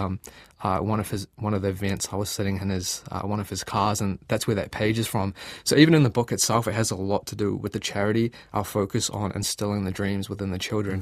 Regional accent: Gisborne, New Zealand; moved away as an adult; now in Auckland, New Zealand; I grew up in Gisborne

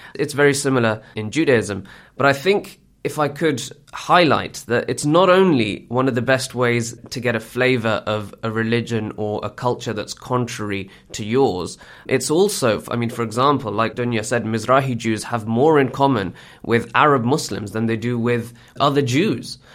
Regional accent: United Kingdom; I'm born and bred in Britain

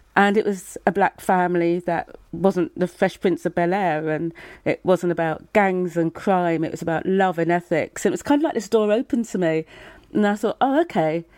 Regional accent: Brighton, South East England, United Kingdom; accent: English; I was born in Brighton

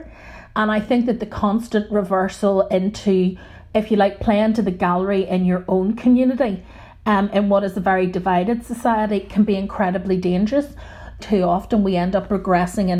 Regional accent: Northern Ireland, United Kingdom; those of us who have grown up in Northern Ireland, even people like myself, who were born in the 1970s and grew up with the Troubles as our backdrop

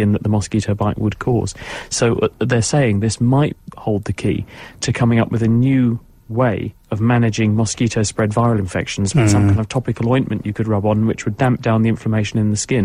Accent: Cambridge, East of England, United Kingdom; I'm from Cambridge, which was one of the few places in the UK that voted against leaving the European Union last night

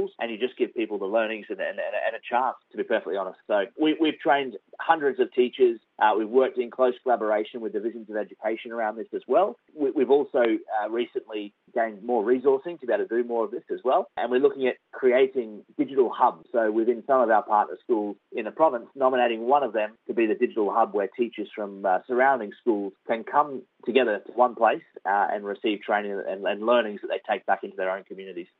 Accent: Australia; everything that I had growing up in Australia

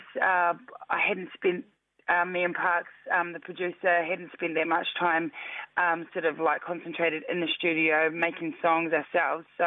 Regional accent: Christchurch, Canterbury, New Zealand; I was born and raised in Christchurch

